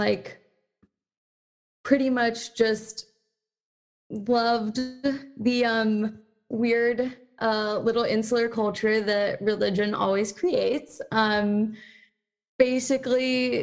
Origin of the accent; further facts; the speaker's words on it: Salt Lake City, Utah, United States; now in New York City, United States; I grew up in none other than the beautiful Salt Lake City, Utah